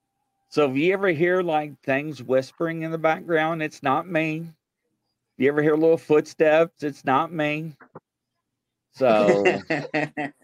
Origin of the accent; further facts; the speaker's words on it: Kentucky, United States; I'm from Kentucky